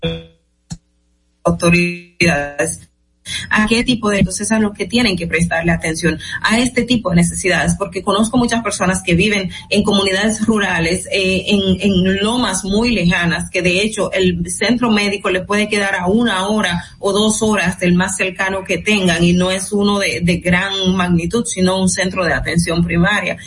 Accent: Dominican Republic

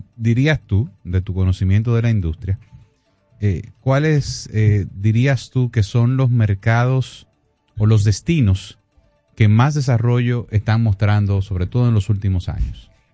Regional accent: Dominican Republic; nosotros eh, como, dominicanos

